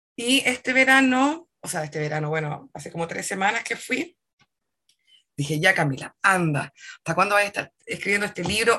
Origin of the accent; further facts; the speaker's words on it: Santiago, Santiago Metropolitan Region, Chile; also born or lived in Puerto Montt, Chile; Yo nací en Santiago, pero estuve como hasta el 2000, si no me equivoco, y del 2000 al 2003 estuve un par de años en Puerto Montt. Chica, ¿cachai? Y luego volví a Santiago